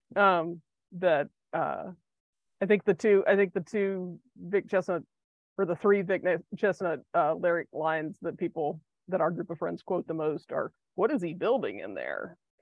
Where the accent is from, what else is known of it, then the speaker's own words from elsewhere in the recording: Athens, Georgia, United States; I'm from Georgia. I happen to be from Athens, Georgia, which was a big music town. It still is a big music town, but was a huge music town in the 80s and 90s when I was in high school